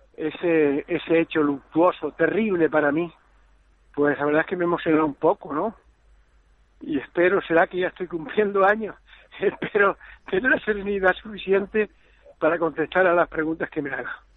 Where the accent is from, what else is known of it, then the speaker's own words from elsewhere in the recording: El Pinar, Canary Islands, Spain; moved away; yo soy del Pinar, soy un niño educado en la extinción de incendios porque nací y viví al lado de un monte